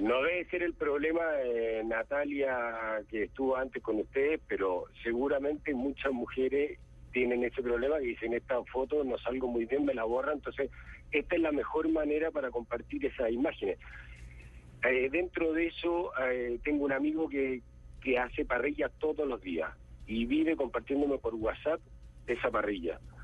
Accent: Chile; yo soy de Chile

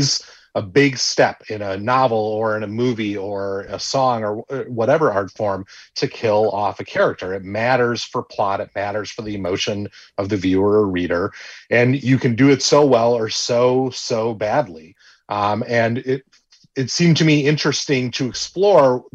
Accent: Wisconsin, United States; a kid growing up in Wisconsin

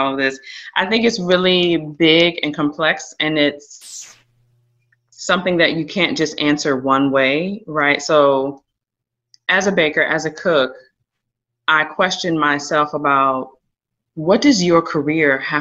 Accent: Richmond, Virginia, United States; also born or lived in Varina, Henrico County, Virginia / Connecticut; I grew up in Richmond

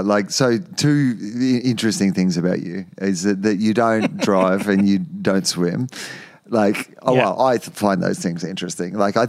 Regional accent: Australia; But growing up in Australia, 90% of the population lives on the coast, and you know, it was just part of the Australian identity to grow up and to swim.

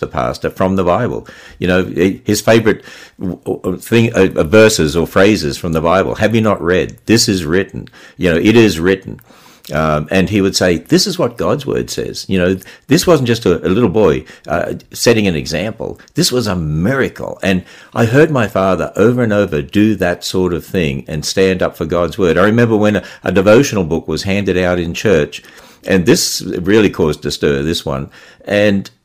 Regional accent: Queensland, Australia; also born or lived in Cairns / Mount Isa / Gulf Country; now in United States; as we were transferred around in the state of Queensland, I mean, I was born in Cairns, which is way up the north

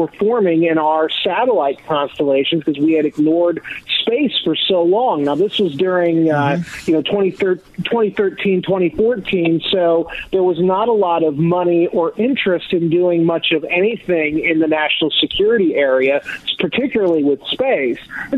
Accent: Florida, United States; I grew up in Florida, so I was used to seeing the shuttle launches when I was a kid growing up.

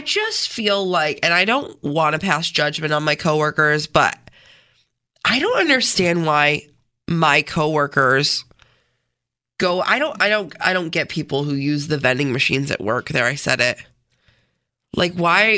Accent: Canandaigua, New York, United States; I grew up in Canandaigua, spent most of my life there

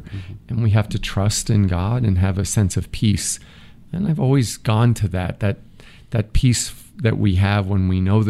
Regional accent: Massapequa, New York, United States; We lived near the water. Mm-hmm. So in Massapequa, which mm-hmm. is about an hour from New York City in Nassau County.

